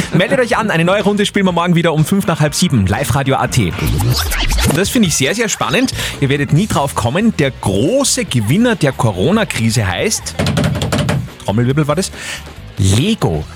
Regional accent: Austria; Bei uns in Österreich

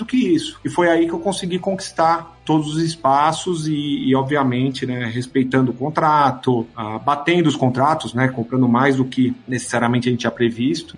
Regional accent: Brazil; a gente é brasileiro

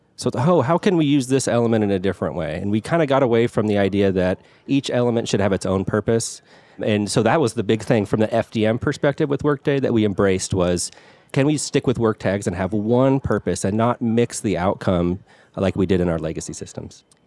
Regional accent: Pullman, Washington, United States; I grew up in the Pullman area. That's where a W S U is in Washington.

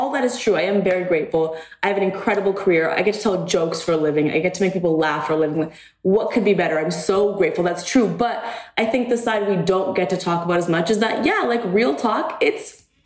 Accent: Canada; moved away; I grew up in Canada

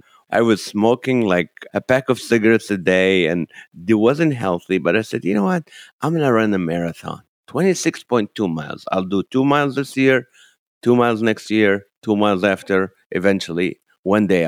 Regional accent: Kuwait; moved away as an adult; also born or lived in Nazareth, Israel / Toledo, Ohio, United States; now in United States; I was born in the Holy Land in Nazareth, Israel, and grew up in Kuwait and moved to the U.S.

